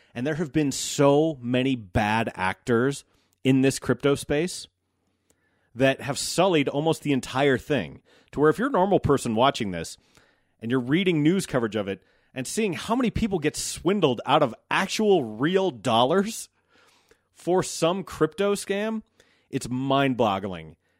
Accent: United States; as an American

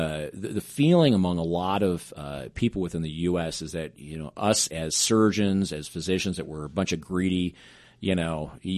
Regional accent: Pacific Northwest, United States; And growing up in the Pacific Northwest, I was around this little company called Nordstrom's.

